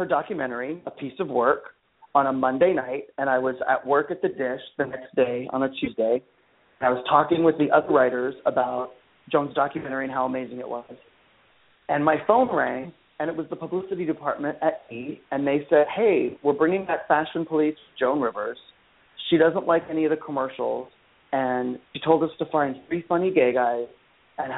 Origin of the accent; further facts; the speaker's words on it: Phoenix, Arizona, United States; I grew up in Phoenix, Arizona, and which is a great place.